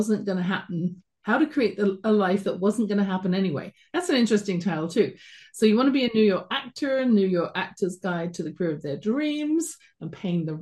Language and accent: English; London, United Kingdom; accent: British; moved away as an adult; now in Calgary, Canada; You can tell from my accent, I wasn't born in Canada, where I'm streaming from at the base of the Rocky Mountains in Calgary, Alberta, born in London, England, and came over here when I was about 22